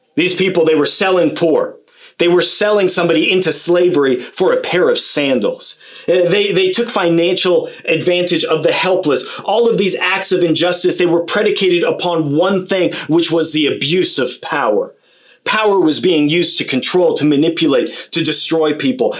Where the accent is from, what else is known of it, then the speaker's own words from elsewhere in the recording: Kitchener, Ontario, Canada; also born or lived in Australia / Sweden; I grew up in Kitchener Waterloo